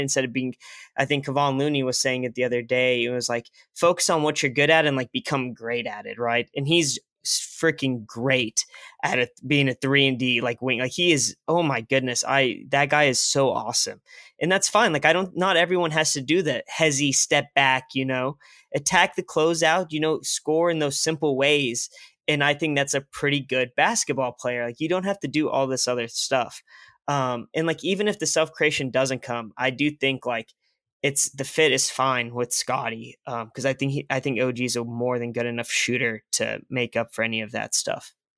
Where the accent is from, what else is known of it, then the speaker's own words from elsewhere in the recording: Tulsa, Oklahoma, United States; I'm from Tulsa